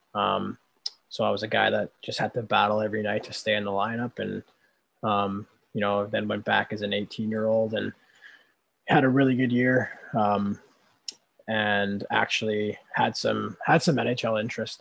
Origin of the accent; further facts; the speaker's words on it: Winnipeg, Manitoba, Canada; I'm from Winnipeg